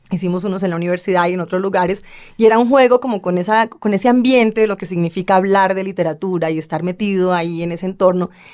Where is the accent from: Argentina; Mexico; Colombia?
Colombia; Bogotá; also born or lived in New Orleans; soy bogotana